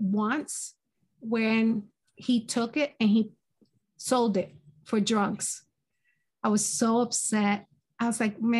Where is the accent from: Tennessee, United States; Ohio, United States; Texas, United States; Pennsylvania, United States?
Pennsylvania, United States; Philadelphia; also born or lived in Brooklyn, New York; I was born in Brooklyn, New York. And my family decided to move to Philadelphia. I think I was around four or five years old. I can't remember exactly. So I was raised in Philadelphia